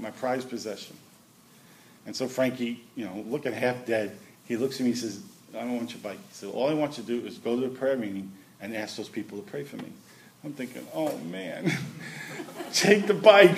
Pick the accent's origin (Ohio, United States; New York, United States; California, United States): New York, United States; New York City; I grew up in Brooklyn